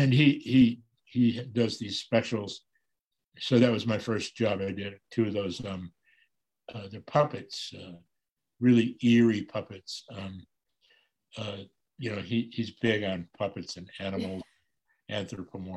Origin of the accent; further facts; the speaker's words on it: Chicago, Illinois, United States; I'm from the South Side of Chicago